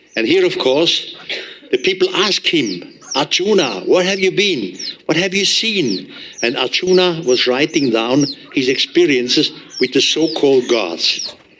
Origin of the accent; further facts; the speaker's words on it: Switzerland; accent: German; English is a second language; I'm from Switzerland. Uh, my English is not the best. I still have a heavy German accent